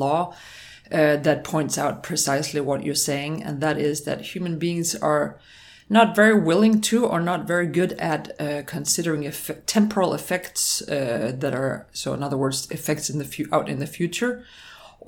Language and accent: English; Denmark; now in United States; both Christian and I were born and raised in Denmark